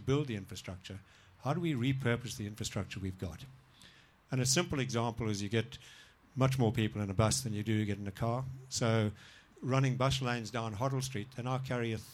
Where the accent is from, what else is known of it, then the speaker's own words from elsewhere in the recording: Zimbabwe; now in Melbourne, Australia; I grew up in Zimbabwe